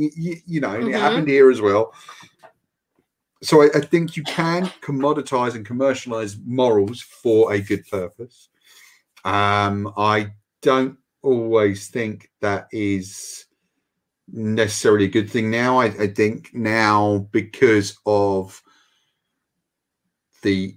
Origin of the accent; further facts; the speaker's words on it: United Kingdom; as a British person